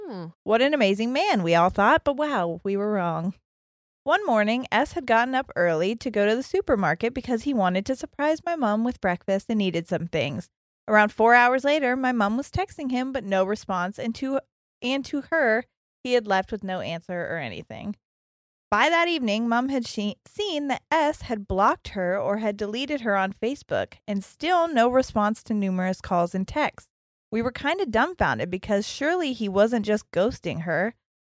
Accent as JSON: {"language": "English", "town": "Gold Coast", "region": "Queensland", "country": "Australia", "said": "she, her, and I'm from the Gold Coast in Australia."}